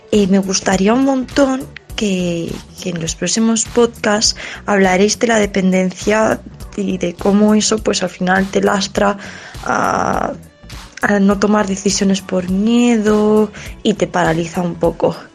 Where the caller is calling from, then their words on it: Madrid, Community of Madrid, Spain; de Madrid